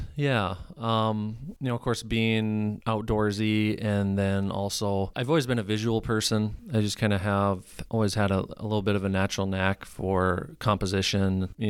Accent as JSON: {"language": "English", "town": "Carlton", "region": "Minnesota", "country": "United States", "tie": "born or raised there", "said": "I was born and raised in Carleton, Minnesota, kind of rural out, you know, in the country."}